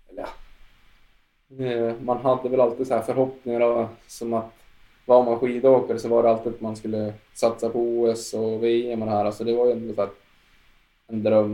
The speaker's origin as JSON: {"language": "Swedish", "region": "Jämtland", "country": "Sweden", "said": "åkte mycket långlopp här hemma i Jämtland"}